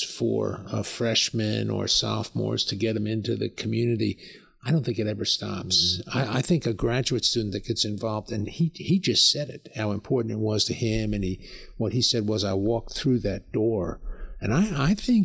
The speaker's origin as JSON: {"language": "English", "region": "New York", "country": "United States", "tie": "born or raised there", "moved": "yes", "lives_now": "West Texas, United States", "said": "I grew up basically on the Long Island Sound"}